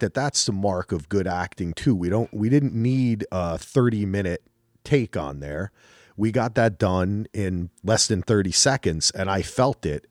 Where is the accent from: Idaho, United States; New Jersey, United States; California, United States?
New Jersey, United States; moved away; also born or lived in North Carolina; I'm from New Jersey